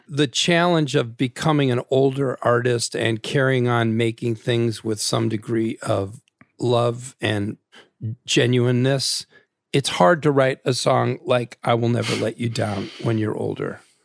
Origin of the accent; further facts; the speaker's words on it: Naperville, Illinois, United States; I'm a suburban kid. I'm from Naperville, Illinois